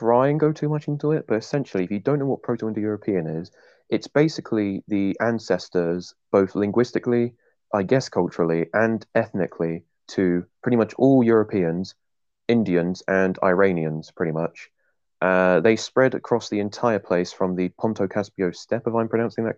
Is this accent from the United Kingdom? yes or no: yes; England, United Kingdom; I'm English.